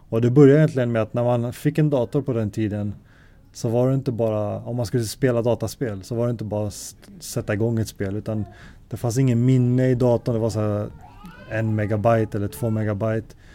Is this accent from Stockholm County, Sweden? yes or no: yes; Alby, Stockholm County, Sweden; also born or lived in Gothenburg; Ja, så jag är född i Göteborg. Sen när jag var tre eller fyra så flyttade vi till Stockholm. Eh, bodde i en förort i Alby Uh, eh, och där bodde jag ända fram till uh, gymnasiets slut.